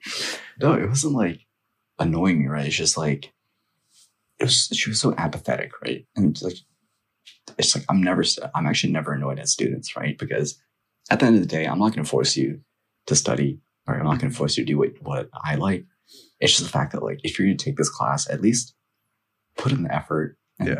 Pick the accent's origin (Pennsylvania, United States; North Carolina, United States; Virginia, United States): Virginia, United States; Northern; also born or lived in Nepal; growing up here, um, especially in elementary school